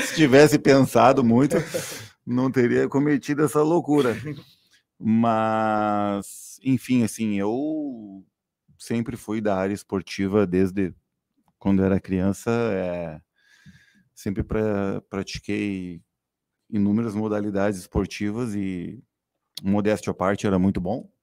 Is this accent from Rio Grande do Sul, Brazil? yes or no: yes; Itararé, Rio Grande do Sul, Brazil; eu nasci e fui criado no Itararé